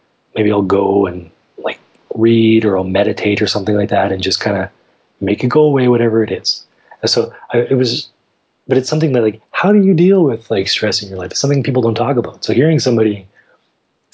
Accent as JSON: {"language": "English", "town": "Saskatoon", "region": "Saskatchewan", "country": "Canada", "tie": "born or raised there", "also_born_or_lived": "Nova Scotia", "said": "I was born in Nova Scotia, moved to Saskatchewan when I was 8, been in Saskatoon for pretty much the rest of my life."}